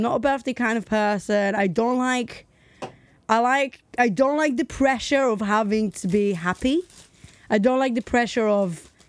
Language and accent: English; United States; I'm American.